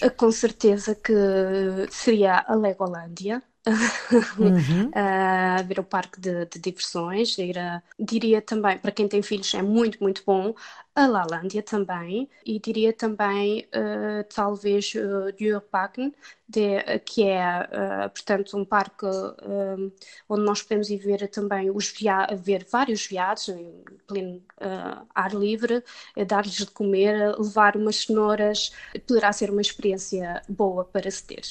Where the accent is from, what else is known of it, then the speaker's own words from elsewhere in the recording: Portugal; moved away as an adult; now in Denmark; enquanto portuguesa